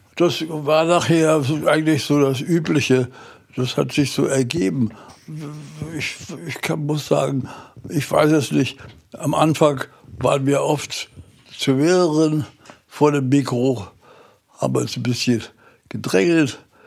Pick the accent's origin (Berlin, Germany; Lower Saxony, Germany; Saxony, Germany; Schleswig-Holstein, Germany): Berlin, Germany; now in Gifhorn, Germany; ich bin ja ein Berliner Junge und äh, bin auch in Berlin aufgewachsen.